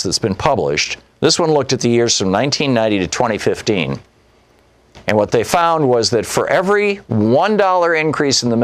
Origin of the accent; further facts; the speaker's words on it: United States; also born or lived in San Francisco / Michigan; growing up in America and traveling around the United States in the 1960s and 70s